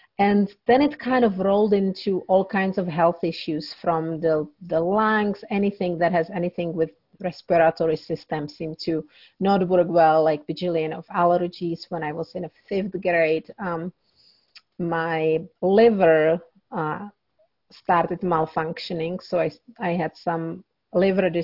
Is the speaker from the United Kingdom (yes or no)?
no; Czechia; moved away; I grew up in Czech Republic